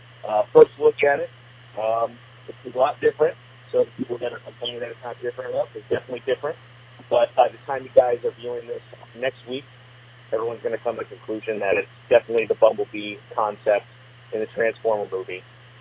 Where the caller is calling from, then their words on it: St. Louis, Missouri, United States; We're from St. Louis